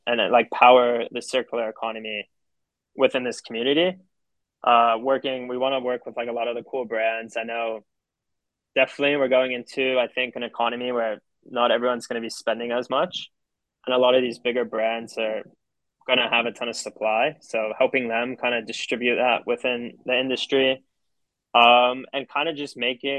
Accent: Miami, Florida, United States; being in Miami, growing up in Miami

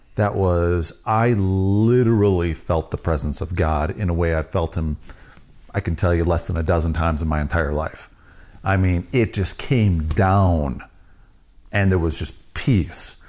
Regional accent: Wisconsin, United States; I'm from Wisconsin

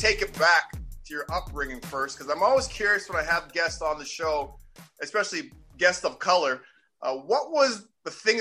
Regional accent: Boston, Massachusetts, United States; growing up in Boston, the Massachusetts area, it's a hockey town

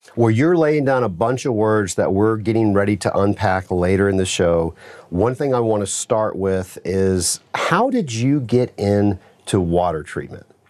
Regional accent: Atlanta, Georgia, United States; I'm from Atlanta, Georgia

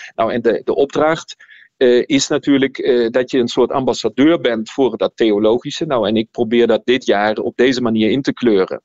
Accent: Germany; moved away as an adult; also born or lived in Nijmegen, Netherlands; now in Leuven, Belgium; vanuit Duitsland, waar ik opgegroeid ben, ben ik in Nederland theologie gaan studeren

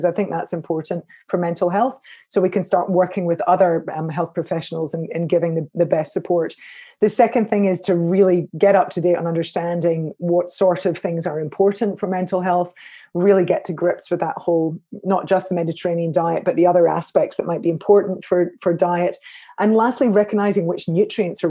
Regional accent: Scotland, United Kingdom; I'm a Scot

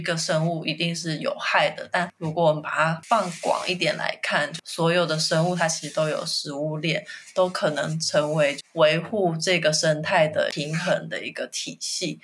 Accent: Taiwan; 我们台湾人直觉会觉得是农民的天敌

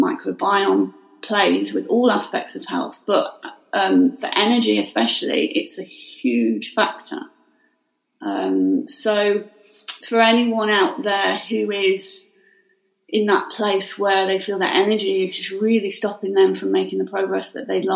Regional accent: Staffordshire Moorlands, West Midlands, United Kingdom; now in Surrey, United Kingdom; I'm originally from Staffordshire Moorlands

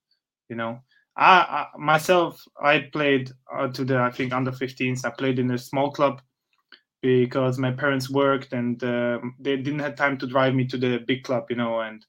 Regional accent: Austria; also born or lived in Bosnia and Herzegovina; born in Bosnia, but after I was born, like I think 2-3 months, I moved again back to Austria, and I grew up in Austria.

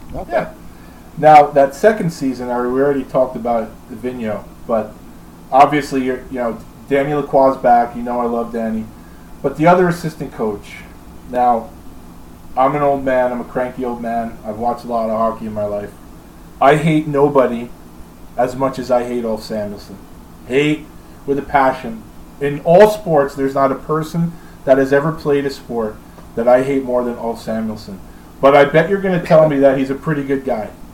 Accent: New York, United States; I was from New York

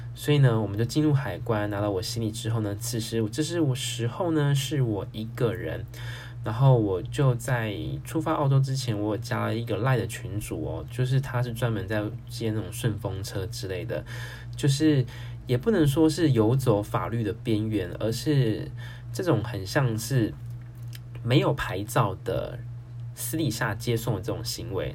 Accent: Taiwan; 自己在台台湾，我已经先考到汽车驾照了

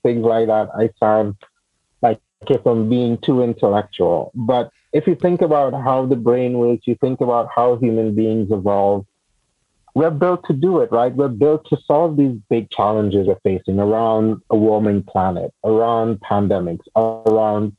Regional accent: Trinidad & Tobago; moved away; also born or lived in United States / Washington, D.C.; I grew up in Trinidad in the Caribbean, and then I moved to the U.S. and I lived there for a long time

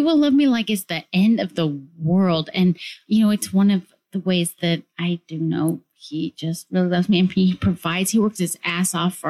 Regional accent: Denver, Colorado, United States; I am 33 years old. I'm from Denver, Colorado.

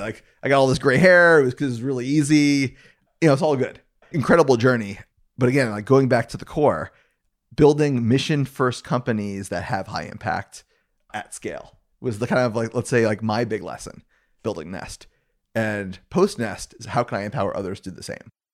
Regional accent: Gainesville, Florida, United States; I grew up in Gainesville, Florida

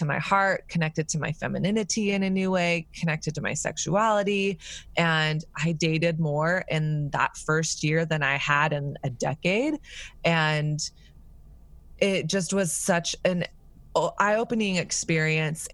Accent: the South, United States; moved away; also born or lived in New York; I grew up in the South

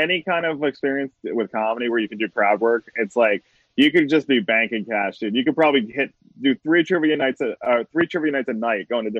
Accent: East Coast, United States; moved away; I grew up in the East Coast

